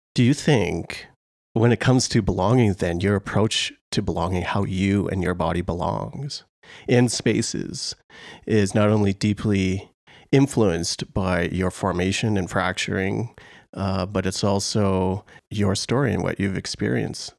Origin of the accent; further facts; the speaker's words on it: Canada; a Canadian